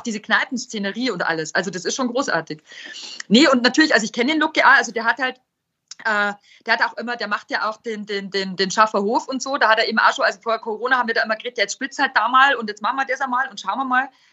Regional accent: Weiden in der Oberpfalz, Bavaria, Germany; im Jutz in Weiden groß wird

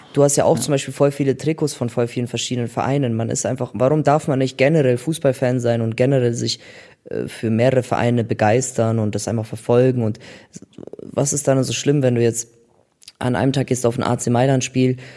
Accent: Germany; ich bin in Deutschland geboren

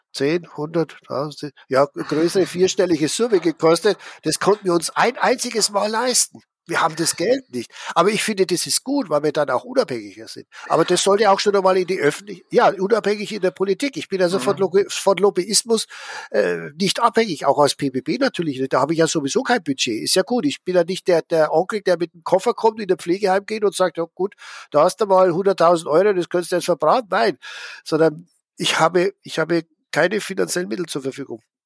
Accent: Schwandorf, Bavaria, Germany; Ich bin ja in Schwandorf aufgewachsen, also mitten in der Oberpfalz.

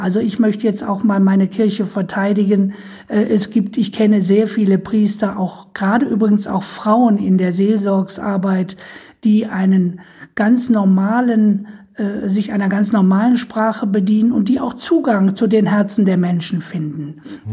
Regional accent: Düsseldorf, North Rhine-Westphalia, Germany; ich komme ja auch aus dem Erzbistum Köln, bin ja in Düsseldorf geboren.

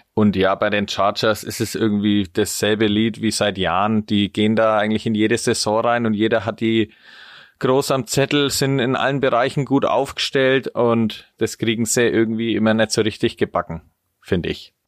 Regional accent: Spalt, Bavaria, Germany; ich komme aus Franken

